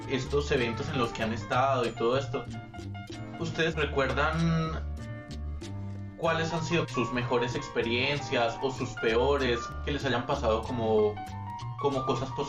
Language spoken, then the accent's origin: Spanish; Colombia; de acá, de nuestro país, de Colombia.